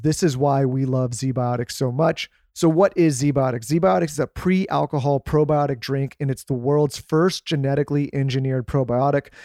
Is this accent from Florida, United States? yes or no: no; California, United States; moved away; we're from California